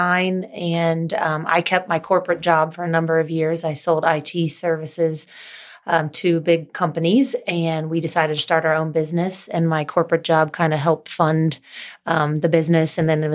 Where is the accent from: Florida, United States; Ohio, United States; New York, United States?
Ohio, United States; Cincinnati; And then obviously all our friends and family, we grew up in Cincinnati, so we were pretty connected between college and golfing and high school and family.